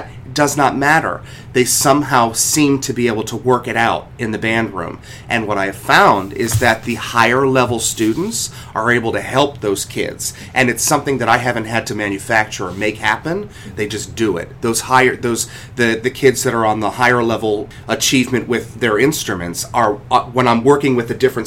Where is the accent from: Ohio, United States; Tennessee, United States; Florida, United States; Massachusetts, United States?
Ohio, United States; Cleveland; where I grew up in Cleveland, Ohio, I was 4 years old